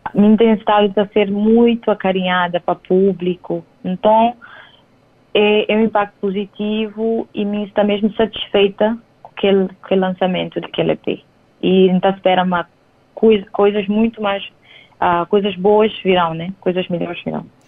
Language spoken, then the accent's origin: Portuguese; São Tomé & Príncipe; moved away as an adult; now in Cape Verde; nasci e cria na São Tomé